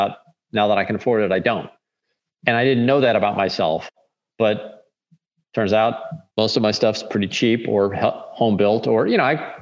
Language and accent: English; St. Louis, Missouri, United States; I'm from St. Louis